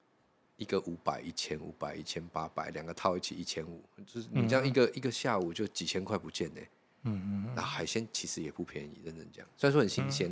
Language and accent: Chinese; Penghu County, Taiwan; 我小时候在澎湖长大了